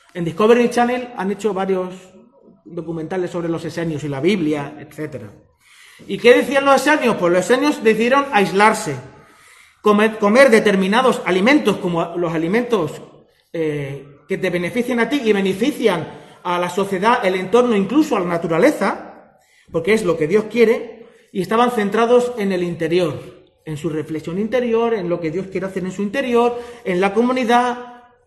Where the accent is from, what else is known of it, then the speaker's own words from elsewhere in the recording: Spain; los que somos españoles de toda la vida